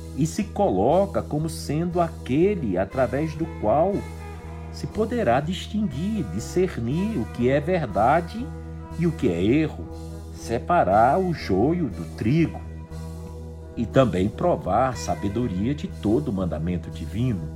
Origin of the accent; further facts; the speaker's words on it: Rio Grande do Norte, Brazil; Natal, é, a capital do estado onde eu nasci, fica no nordeste